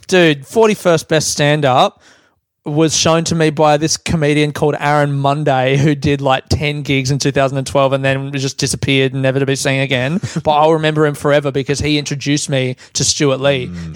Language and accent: English; Australia; also born or lived in London, United Kingdom; I built my um, identity in London around like I'm an Australian guy, and the joke that I had was now I'm back in Australia